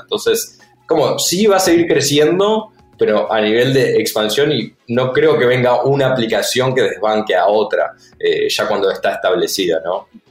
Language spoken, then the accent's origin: Spanish; Uruguay; Somos los tres uruguayos.